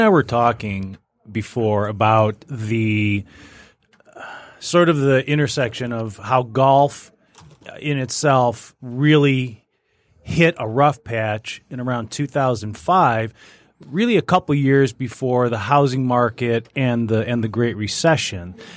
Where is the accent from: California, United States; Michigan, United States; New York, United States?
Michigan, United States; Macomb Township; there's a golf course I grew up playing out in Macomb Township